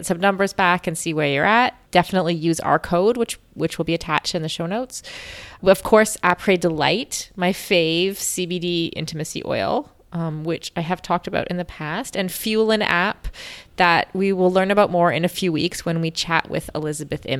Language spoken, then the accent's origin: English; Canada; as a Canadian